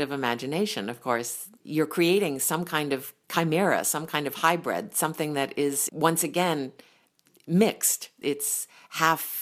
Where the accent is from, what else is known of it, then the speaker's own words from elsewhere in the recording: New Haven, Connecticut, United States; I grew up in New Haven, Connecticut, and my dad was a professor at Yale